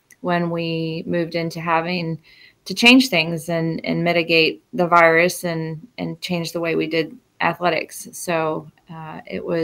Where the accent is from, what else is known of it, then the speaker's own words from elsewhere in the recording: Rappahannock County, Virginia, United States; I am from Rappahannock County, so I am back in my hometown